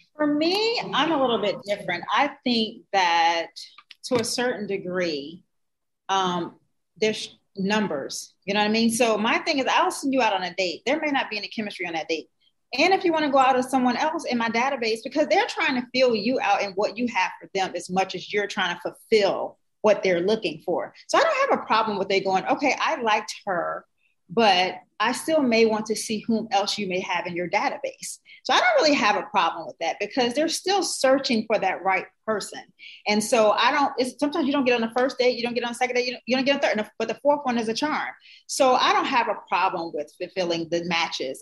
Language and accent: English; New Jersey, United States; I'm from Jersey